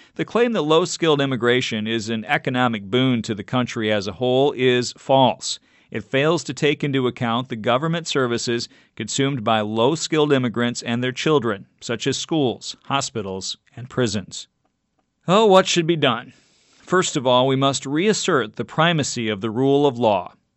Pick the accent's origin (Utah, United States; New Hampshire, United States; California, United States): California, United States; my home state of California